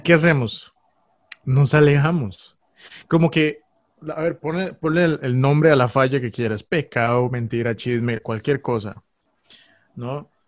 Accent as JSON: {"language": "Spanish", "region": "San José", "country": "Costa Rica", "said": "soy costarricense, soy de Costa Rica, de San José."}